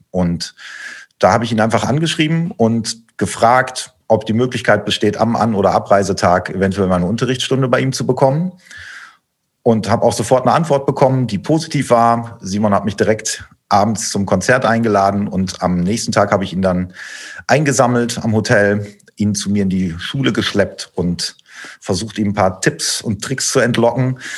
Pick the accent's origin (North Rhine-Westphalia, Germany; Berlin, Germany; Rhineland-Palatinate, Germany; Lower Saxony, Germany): Lower Saxony, Germany; Osnabrück; Und kennengelernt haben wir uns tatsächlich in Osnabrück, in meiner Heimatstadt, auf meine Initiative hin sozusagen.